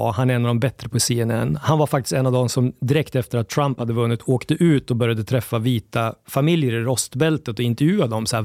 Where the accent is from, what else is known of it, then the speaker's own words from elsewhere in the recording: Skåne, Sweden; jag är skåning.